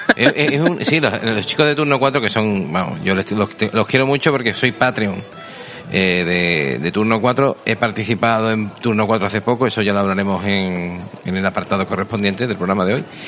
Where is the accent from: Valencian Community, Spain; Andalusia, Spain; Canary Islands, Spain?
Andalusia, Spain; Seville; somos sevillanos. Yo más que él.